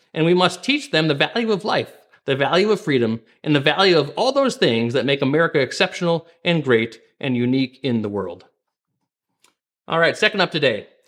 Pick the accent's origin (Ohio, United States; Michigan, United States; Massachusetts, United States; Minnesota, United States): Minnesota, United States; my home state of Minnesota here